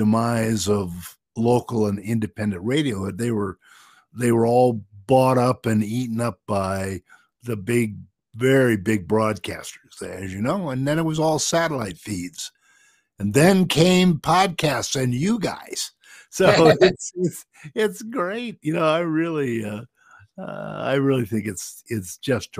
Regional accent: Minnesota, United States; moved away; also born or lived in Los Angeles; where I grew up in Minnesota

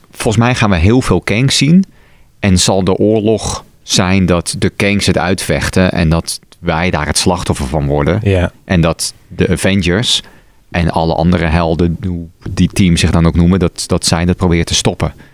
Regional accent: Amsterdam, North Holland, Netherlands; ja, ik kom uit Amsterdam-Noord.

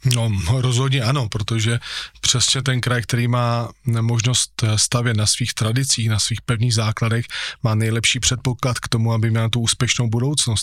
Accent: Moravian Slovakia, Czechia; Já jsem ten, který chce zůstat tady u nás eh, na Slovácku

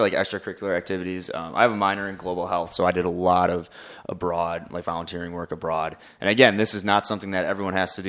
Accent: Madison, Wisconsin, United States; I'm from, uh, Madison, uh, Wisconsin

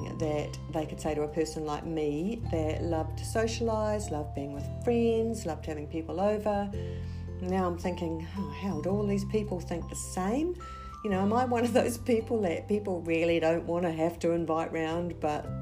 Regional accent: New Zealand; So I am originally from New Zealand

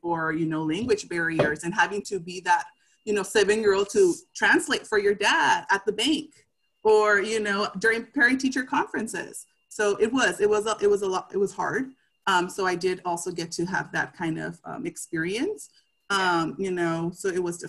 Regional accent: United States; I did have, you know, the privilege to, I guess, be born here.

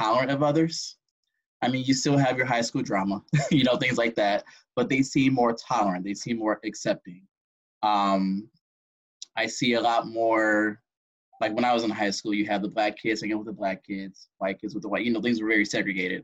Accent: Belleville, Michigan, United States; moved away as an adult; now in Baltimore, United States; my hometown, Belleville, Michigan, Ann Arbor area

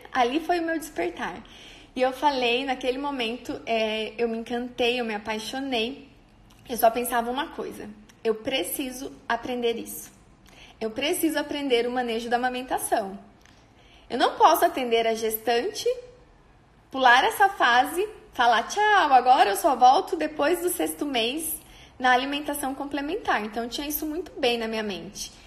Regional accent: on the border with Paraná, interior of São Paulo, Brazil; moved away as an adult; now in Maringá, Brazil

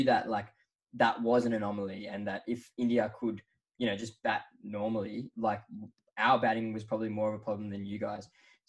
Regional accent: Australia; But yeah, I think as an Australian, it was not the way we wanted the series to end

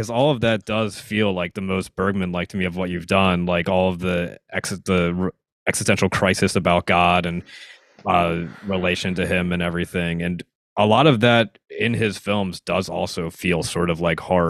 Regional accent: Philadelphia, Pennsylvania, United States

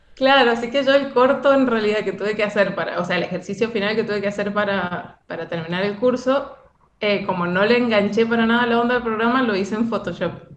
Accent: Mendoza, Argentina; yo soy de Mendoza

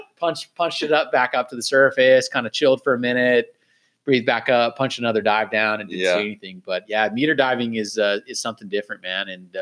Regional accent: Claremont, California, United States; my hometown, man. Claremont

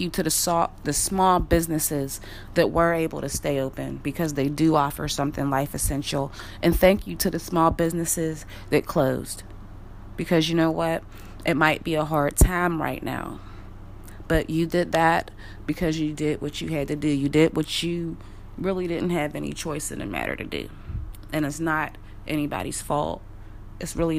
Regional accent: Wilkinsburg, Pennsylvania, United States; I'm from Wilkinsburg, Pennsylvania. We're not Pittsburgh, we're Wilkinsburg

